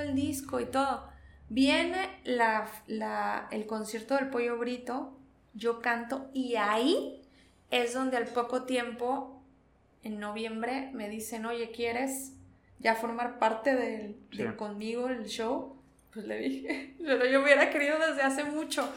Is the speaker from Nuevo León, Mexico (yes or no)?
no; Veracruz, Mexico; also born or lived in Charleroi, Belgium; yo soy de Veracruz